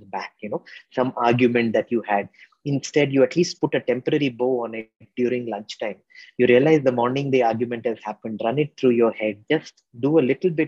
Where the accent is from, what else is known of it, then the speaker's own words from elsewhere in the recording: India; a lot of us middle-class Indians are used to gobbling up our food because we were large families